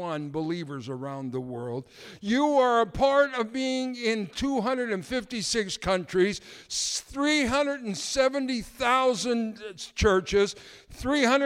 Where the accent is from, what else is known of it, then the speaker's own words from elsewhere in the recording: Canada; being a Canadian